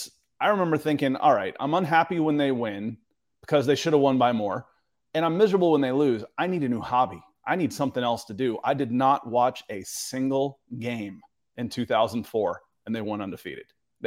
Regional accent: Atlanta, Georgia, United States; I went to Auburn, and I grew up in Atlanta, though

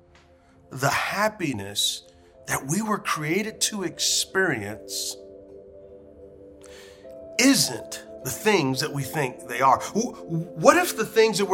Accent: San Antonio, Texas, United States; When I was a little boy growing up in San Antonio, Texas

